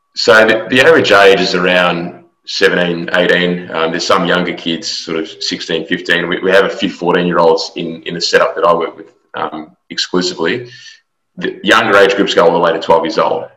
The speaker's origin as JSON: {"language": "English", "country": "Australia", "tie": "born or raised there", "moved": "as an adult", "lives_now": "Houston, United States", "said": "I'm an Australian native"}